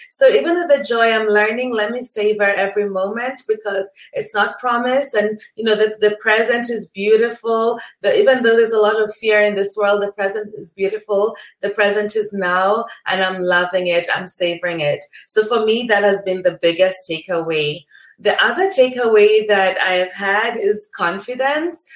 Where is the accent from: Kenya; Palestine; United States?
Kenya; my country of origin is Kenya in East Africa.